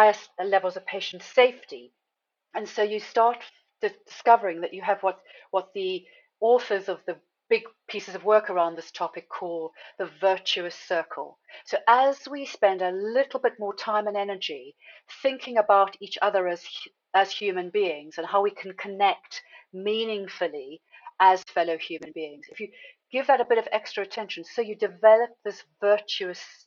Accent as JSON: {"language": "English", "country": "South Africa", "moved": "yes", "said": "I'm originally from South Africa"}